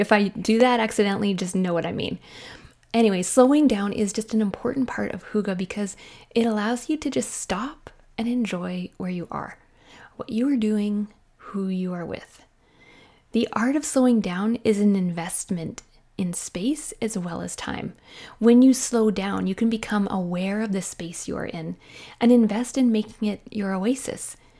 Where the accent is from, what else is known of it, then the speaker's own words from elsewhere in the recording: Canada; I am a Canadian mom in small town Canada.